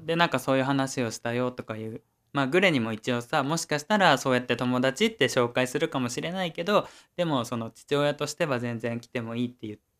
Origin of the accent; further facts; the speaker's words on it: Oita, Japan; moved away; 俺の実家ね